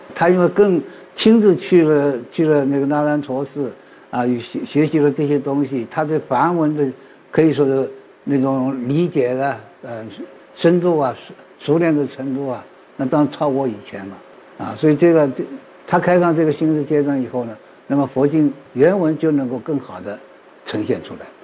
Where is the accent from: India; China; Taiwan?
India; Chinese is a second language; moved away; 我是来自，呃，印度的